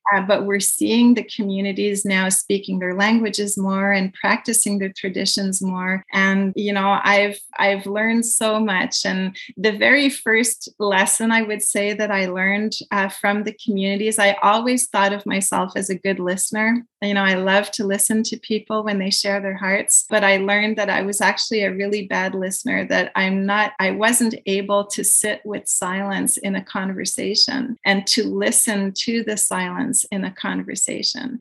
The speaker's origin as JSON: {"language": "English", "region": "Quebec", "country": "Canada", "tie": "born or raised there", "said": "I'm from Quebec, but my my roots are entirely from France."}